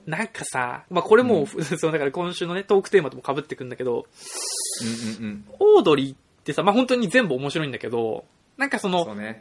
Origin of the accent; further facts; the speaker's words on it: Shizuoka, Japan; 僕も静岡出身